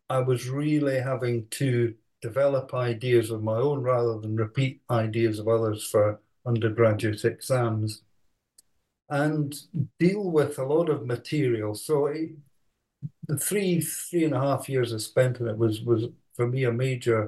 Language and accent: English; Edinburgh, Scotland, United Kingdom; also born or lived in Aberdeen; I was born in Edinburgh, went to school there